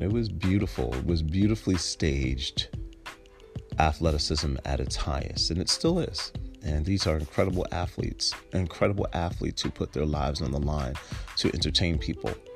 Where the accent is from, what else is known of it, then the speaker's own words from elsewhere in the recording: Irvington, United States; when I grew up in Irvington